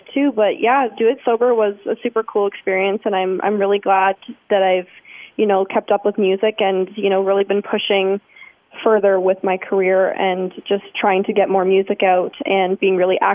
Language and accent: English; Brantford, Ontario, Canada; I was the winner of my hometown Brantford House Talent